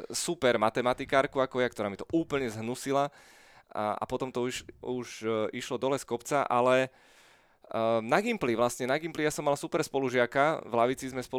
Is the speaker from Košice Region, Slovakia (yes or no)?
no; Bratislava, Bratislava Region, Slovakia; Petržalky, vyrastal som tam, žil som tam pomaly 30 rokov.